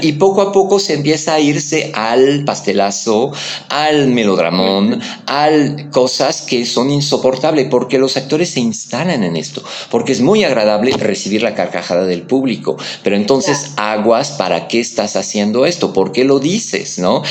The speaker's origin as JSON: {"language": "Spanish", "country": "France", "tie": "born or raised there", "moved": "yes", "lives_now": "Mexico"}